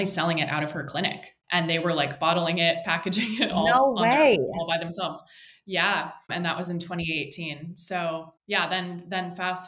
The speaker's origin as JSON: {"language": "English", "town": "San Francisco", "region": "California", "country": "United States", "tie": "born or raised there", "moved": "as an adult", "lives_now": "San Diego, United States", "said": "I was born and raised in San Francisco, California, moved down to San Diego for college"}